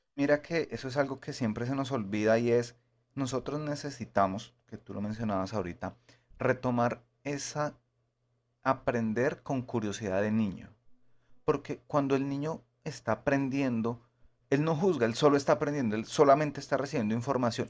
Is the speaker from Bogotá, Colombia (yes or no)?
yes; Bogotá, Colombia; yo soy de Bogotá